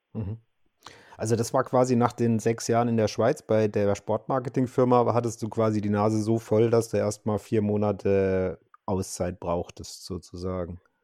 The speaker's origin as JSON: {"language": "German", "town": "Karlsruhe", "region": "Baden-Württemberg", "country": "Germany", "tie": "born or raised there", "said": "Ich bin gebürtiger Karlsruhe"}